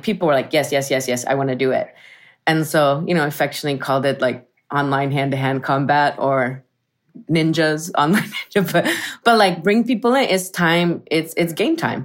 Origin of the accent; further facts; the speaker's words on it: Arizona, United States; moved away as an adult; also born or lived in San Francisco Bay Area; I'm from Arizona, Southwest. I'm from a barrio that is Mexican, Chicano, and Yaqui